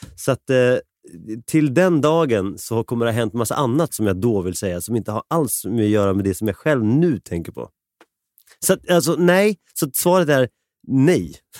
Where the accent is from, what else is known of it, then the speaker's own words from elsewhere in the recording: Sweden; jag är född i Sverige